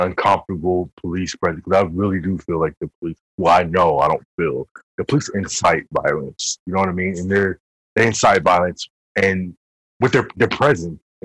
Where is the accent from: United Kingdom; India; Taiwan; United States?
United States; New York; We come from King Queens